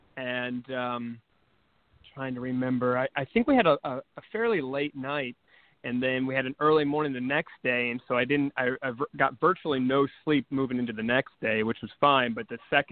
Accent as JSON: {"language": "English", "area": "Wilmington", "region": "North Carolina", "country": "United States", "tie": "born or raised there", "moved": "yes", "said": "Originally out in North Carolina, and there's a Screen Gym Studios out there"}